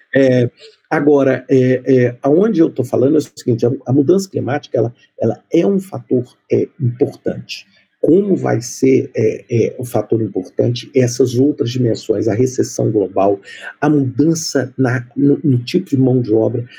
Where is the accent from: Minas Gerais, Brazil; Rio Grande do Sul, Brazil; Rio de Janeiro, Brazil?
Minas Gerais, Brazil; moved away; eu sou mineiro